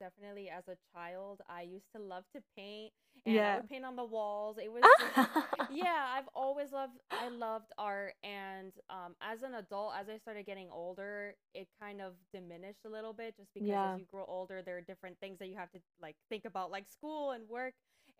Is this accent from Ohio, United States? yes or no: no; Miami, Florida, United States; here about a year ago in the middle of a pandemic to get away from the bubble that is Miami, because I came from Miami